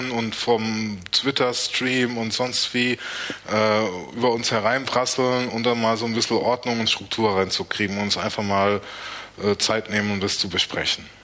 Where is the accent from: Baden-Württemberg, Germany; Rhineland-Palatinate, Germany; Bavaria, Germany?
Baden-Württemberg, Germany; Mannheim; born or raised there